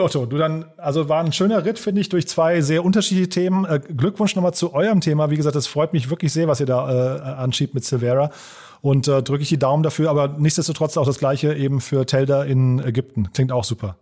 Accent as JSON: {"language": "German", "town": "Hofheim", "country": "Germany", "tie": "born or raised there", "said": "meine Heimatstadt nach Hofheim"}